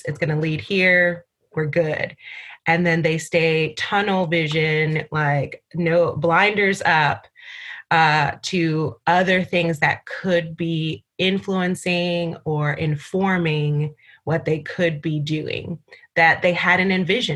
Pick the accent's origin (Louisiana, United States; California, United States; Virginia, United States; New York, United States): New York, United States; New York City; also born or lived in Barbados; I grew up in New York City, so I was going to go back home